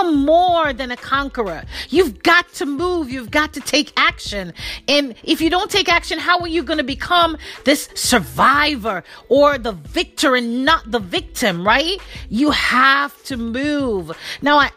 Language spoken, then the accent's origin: English; Jamaica; Being Jamaican